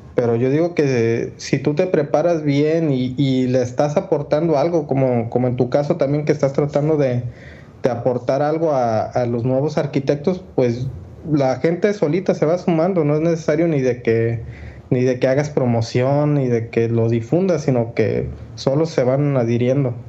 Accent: Mexico; soy un arquitecto mexicano

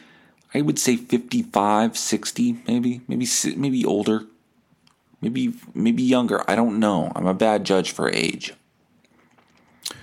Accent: Winnipeg, Manitoba, Canada; I'm 36, from Winnipeg

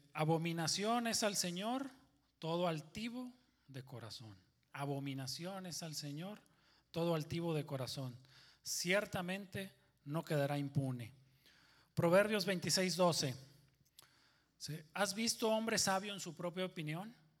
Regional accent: Monterrey, Nuevo León, Mexico; soy de Monterrey

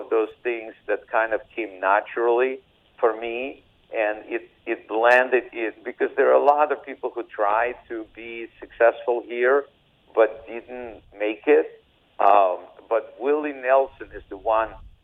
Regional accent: Odesa, Odesa Oblast, Ukraine; English is a second language; now in United States; I speak Russian, and I don't really, even though I grew up in Odessa, Ukraine, this is a Russian-speaking area.

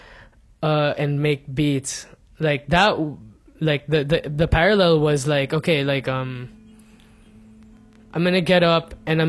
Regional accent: Muntinlupa, Metro Manila, Philippines; moved away as an adult; also born or lived in Bonifacio Global City (the Fort); now in Makati, Philippines; growing up in Alabang, where there's so much wind and like, there's trees and stuff

